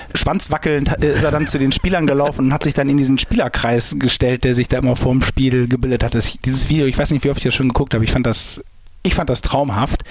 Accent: St. Tönis, North Rhine-Westphalia, Germany; ich komme gebürtig aus St. Tönis

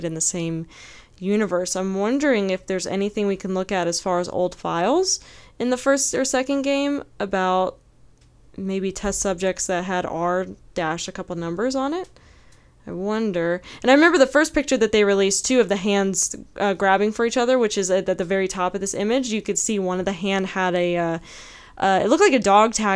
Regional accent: North Carolina, United States; my hometown had what they called the eyesore of North Carolina or whatever the town that I'm from. Davis Hospital.

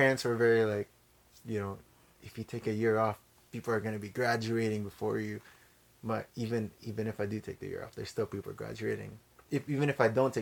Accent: Philippines; now in Canada; growing up in the Philippines

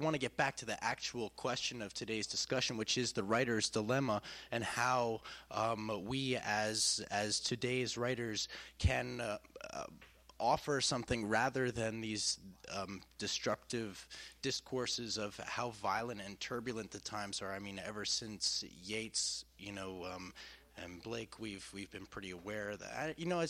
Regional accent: United States; I'm an American student.

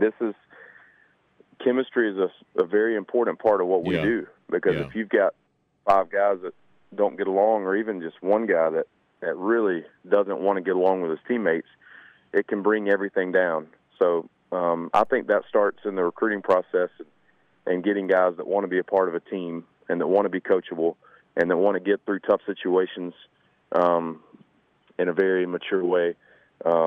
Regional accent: Claxton, Georgia, United States; I was 15, 16. I was still from Claxton, but I never played any courses outside the local area. You know, the Metter, Claxton

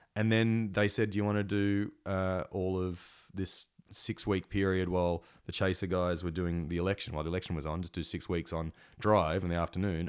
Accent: Engadine, New South Wales, Australia; in Engadine where I grew up

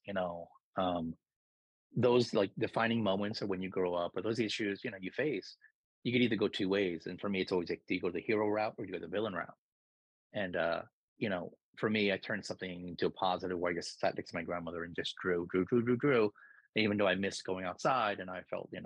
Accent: New York, United States; also born or lived in Philippines; I grew up in New York.

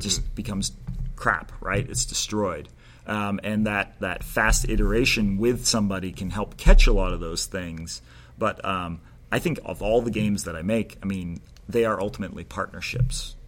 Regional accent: Maine, United States; growing up in Maine, we didn't have that culture

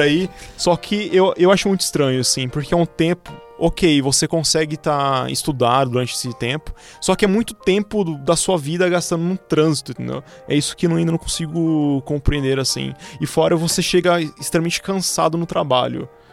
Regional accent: Presidente Prudente, São Paulo, Brazil; moved away as an adult; now in São Paulo, Brazil; vim de Presidente Prudente, interior de São Paulo

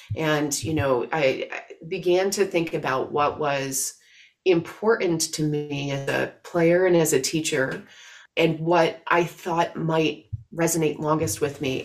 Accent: outside of Syracuse, New York, United States; I grew up outside of Syracuse, New York

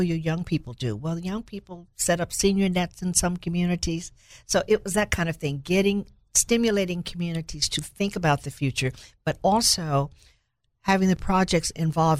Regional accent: Little Rock, Arkansas, United States; I grew up in Little Rock

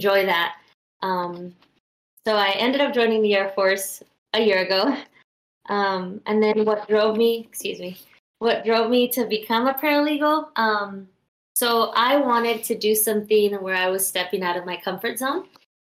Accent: Long Beach, California, United States; I'm from Long Beach, California

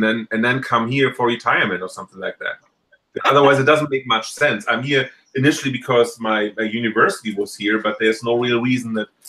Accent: Germany; now in United States; I came from Germany

